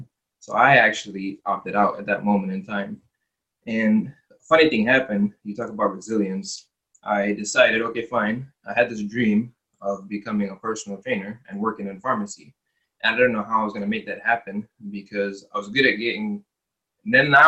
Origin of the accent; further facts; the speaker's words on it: United States; when I was younger, growing up in America